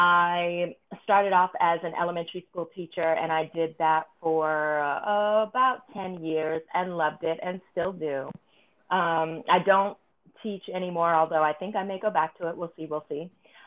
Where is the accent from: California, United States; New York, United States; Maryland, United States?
California, United States; So I grew up in Northern California, Southern California. Northern California, all my friends were white or, you know, or other multicultural.